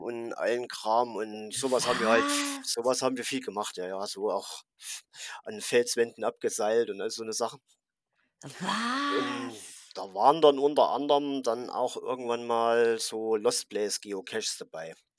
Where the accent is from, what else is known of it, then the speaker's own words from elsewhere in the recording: Thuringia, Germany; ich komme aus Thüringen